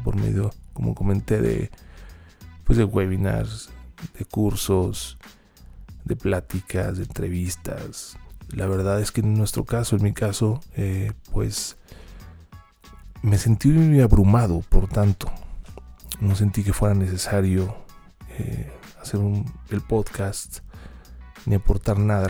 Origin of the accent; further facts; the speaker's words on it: Mexico; nuestra realidad como mexicanos